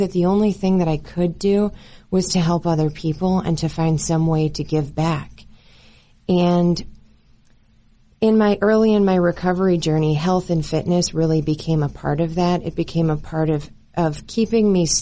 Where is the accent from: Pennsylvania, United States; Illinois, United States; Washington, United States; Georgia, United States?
Illinois, United States; Chicago suburbs; moved away as an adult; now in Colorado, United States; I was born and raised in the Chicago suburbs